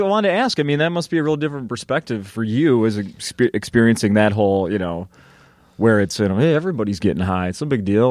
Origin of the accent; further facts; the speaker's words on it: Minnesota, United States; growing up in Minnesota back then